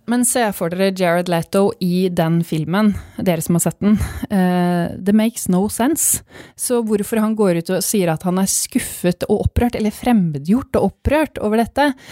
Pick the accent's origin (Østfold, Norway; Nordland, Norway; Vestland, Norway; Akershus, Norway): Østfold, Norway; Fredrikstad; jeg er fra Fredrikstad